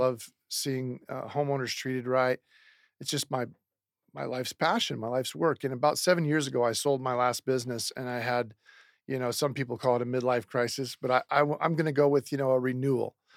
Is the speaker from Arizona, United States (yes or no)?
no; Seattle, Washington, United States; moved away; I'm from Seattle, Washington originally.